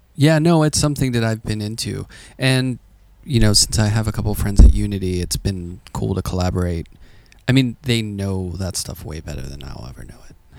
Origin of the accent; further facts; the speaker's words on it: Pittsburgh, Pennsylvania, United States; I grew up in Pittsburgh, which is pretty gray